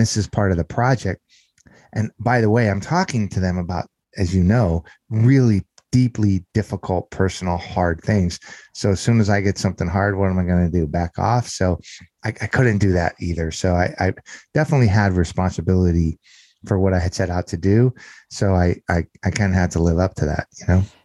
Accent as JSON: {"language": "English", "region": "Southern California", "country": "United States", "tie": "born or raised there", "also_born_or_lived": "Las Vegas", "moved": "as an adult", "said": "I grew up in Southern California, uh, in an area not too par, far from the greater Los Angeles area is where I grew up"}